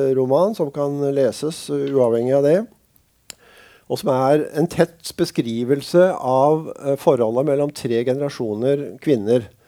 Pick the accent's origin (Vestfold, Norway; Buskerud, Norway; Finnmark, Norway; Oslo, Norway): Buskerud, Norway; Drammen; now in Sørlandet, Norway; Jeg vokste opp i Drammen